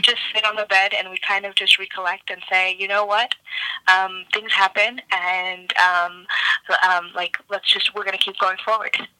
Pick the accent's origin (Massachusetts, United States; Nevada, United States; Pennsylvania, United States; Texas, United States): Massachusetts, United States; Cambridge; moved away; also born or lived in Somerville, Massachusetts; I'm not originally from Chicago. I'm originally from Boston, more specifically um, Cambridge and Somerville in in Massachusetts.